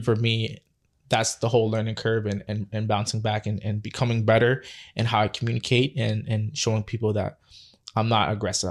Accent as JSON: {"language": "English", "town": "Toronto", "region": "Ontario", "country": "Canada", "tie": "born or raised there", "said": "born and raised in Scarborough."}